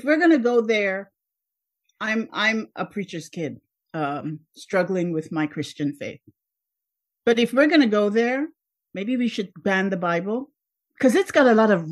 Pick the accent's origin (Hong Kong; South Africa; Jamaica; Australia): Jamaica; moved away as an adult; now in United States; I was born in Jamaica.